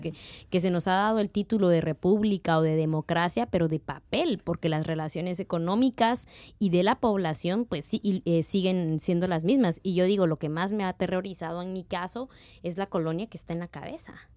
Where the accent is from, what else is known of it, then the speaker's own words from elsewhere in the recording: Totonicapán, Guatemala; now in Basque Country, Spain; la gente de 48 cantones que somos de Totonicapán